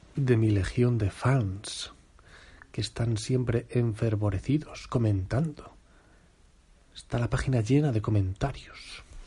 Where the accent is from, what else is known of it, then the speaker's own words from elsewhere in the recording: Spain; Somos españoles.